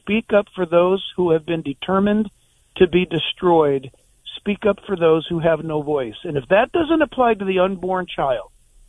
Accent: Orange County, California, United States; I grew up in Orange County, California, with no presence of God at all.

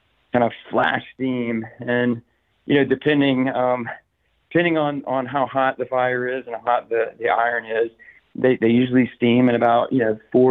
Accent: South Carolina, United States; moved away as an adult; now in Tampa, United States; I'm originally from South Carolina and had some experience growing up and in college.

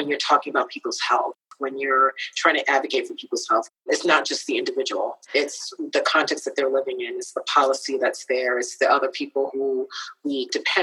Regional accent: United States; also born or lived in Ghana; I am American

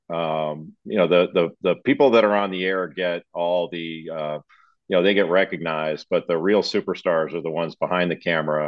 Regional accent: Los Angeles, California, United States; I grew up in Los Angeles

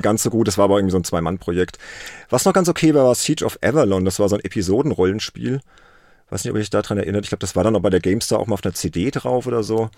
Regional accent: Worms, Rhineland-Palatinate, Germany; aus Worms, das ist meine Heimatstadt

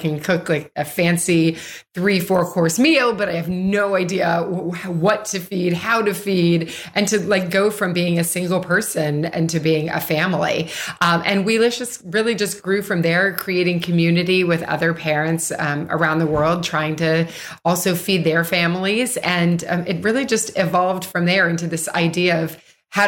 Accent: Louisville, Kentucky, United States; I grew up in Louisville, Kentucky

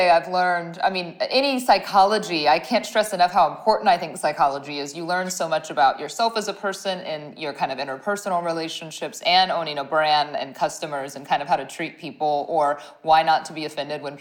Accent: Ohio, United States; moved away as an adult; now in Dallas, United States; And I'm from Ohio originally, but when I I had moved to Dallas, right, to get this job

